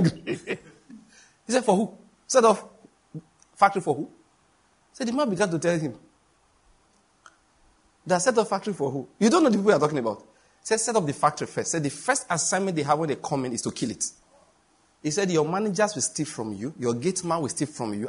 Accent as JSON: {"language": "English", "country": "Nigeria", "said": "I'm a Nigerian"}